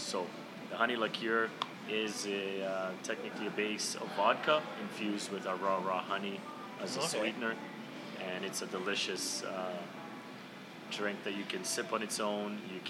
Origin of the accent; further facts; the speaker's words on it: Croatia; also born or lived in Bosnia and Herzegovina; My brother and I grew up in Croatia, Bosnia.